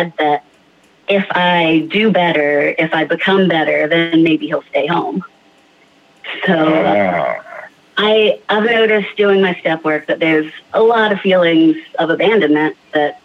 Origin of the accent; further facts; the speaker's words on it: Charlotte, North Carolina, United States; I am born and mostly raised in the Charlotte, North Carolina area